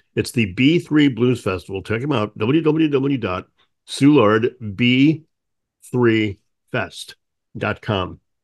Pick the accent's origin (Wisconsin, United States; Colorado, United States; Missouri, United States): Missouri, United States; St. Louis; growing up in Saint Louis